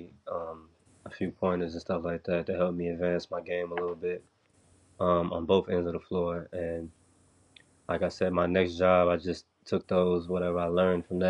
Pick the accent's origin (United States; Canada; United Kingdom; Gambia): United States; Chicago, Illinois; moved away as an adult; I come from Chicago